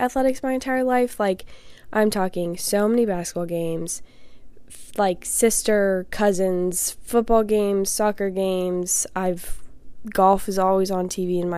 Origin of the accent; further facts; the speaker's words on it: Indiana, United States; I'm from Indiana